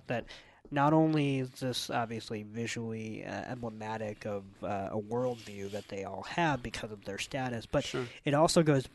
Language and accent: English; United States; where we are as Americans